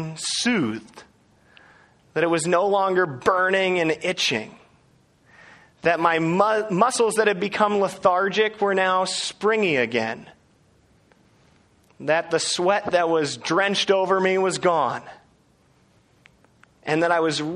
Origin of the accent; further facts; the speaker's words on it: Seattle, Washington, United States; my hometown in Seattle